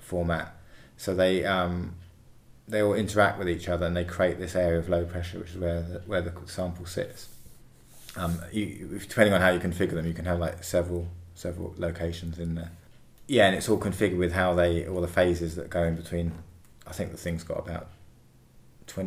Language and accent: English; United Kingdom; also born or lived in London; I grew up down this end of the country. I grew up in a place near Cambly, which is not that far from here.